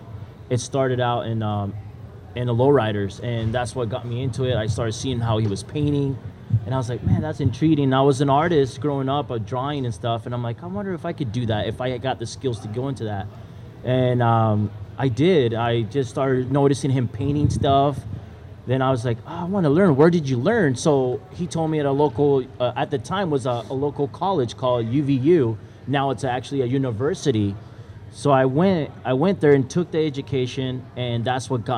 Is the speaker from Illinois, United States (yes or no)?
no; Utah, United States; also born or lived in Nicaragua; I came when I was 8 years old from. I'm originally from Nicaragua, so I pretty much was raised in Utah.